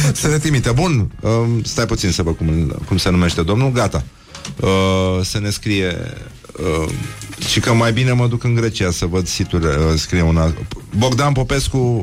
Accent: Brăila, Brăila County, Romania; Eu sunt din Brăila

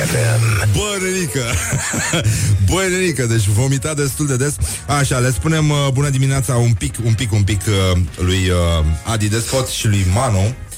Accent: Brăila, Brăila County, Romania; eu sunt din Brăila

